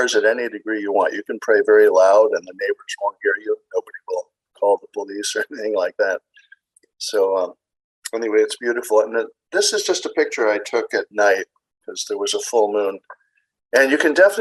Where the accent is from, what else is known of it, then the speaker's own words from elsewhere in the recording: Maryland, United States; I'm from Maryland.